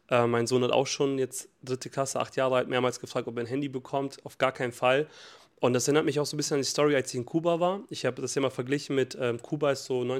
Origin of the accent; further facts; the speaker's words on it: Montenegro; Und bei uns in Montenegro gibt es immer noch Schokobananen eingepackt.